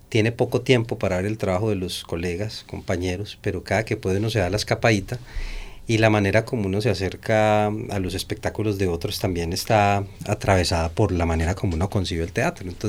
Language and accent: Spanish; Bello, Antioquia, Colombia; Sí, nosotros nacimos en Niquía, básicamente, en ese barrio, y luego nos pasamos hacia el centro de Bello.